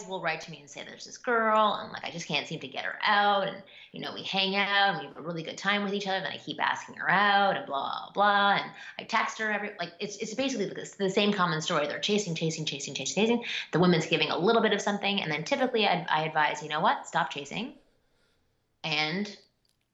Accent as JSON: {"language": "English", "country": "Canada", "said": "I'm Canadian"}